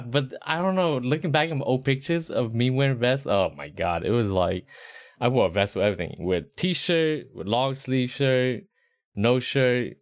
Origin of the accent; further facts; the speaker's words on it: Rhode Island, United States; moved away; also born or lived in Charlotte, North Carolina; growing up in Rhode Island, like, the suburbs wasn't really the suburbs